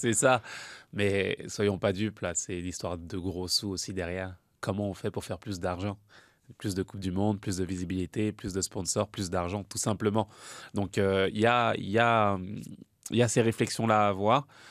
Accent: France; je suis français

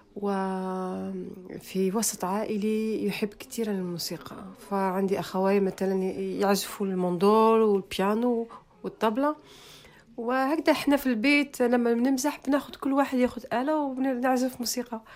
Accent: Algiers, Algiers Province, Algeria; moved away as an adult; also born or lived in France; أنا ولدت، آه، في حي شعبي اسمه بولورين. معروف في الجزائر. آه، يعني زدت في باب الواد وكبرت في- في البلوغين.

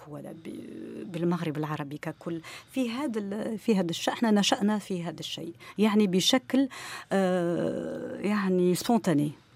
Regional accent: Morocco; عندنا في المغرب

